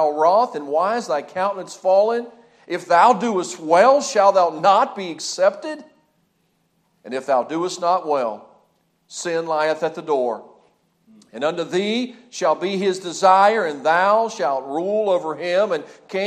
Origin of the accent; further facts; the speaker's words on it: Lewisburg, West Virginia, United States; moved away as an adult; also born or lived in Hanau, Germany; I grew up in the Lewisburg, West Virginia area